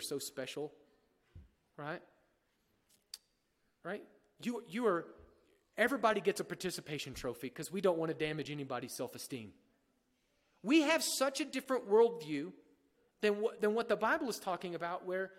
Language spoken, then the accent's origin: English; United States; here we are as American